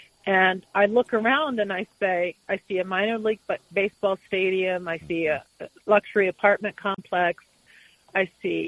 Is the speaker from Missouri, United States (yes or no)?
no; Oklahoma, United States; also born or lived in Kansas; now in Washington, D.C., United States; I am from Oklahoma. I was born in Oklahoma. My dad lives in Tulsa. My great-grandmother lived in Tulsa, and my paternal grandmother was born in an all-black town called Boley